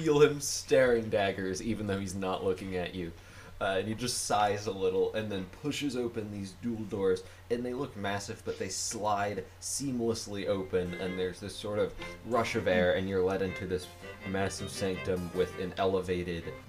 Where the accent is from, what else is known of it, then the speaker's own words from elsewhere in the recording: United States; I'm an American